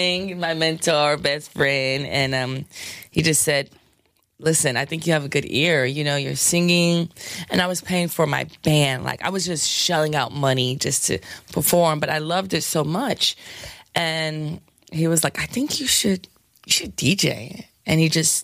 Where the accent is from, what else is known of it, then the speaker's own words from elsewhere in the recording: New York City, New York, United States; I'm from the South Bronx.